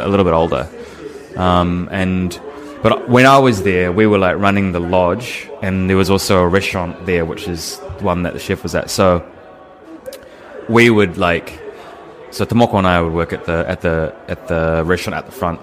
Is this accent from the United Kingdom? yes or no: no; Nelson, New Zealand; moved away as an adult; also born or lived in Wellington / Australia / Queensland; My hometown. Right. So this is in Nelson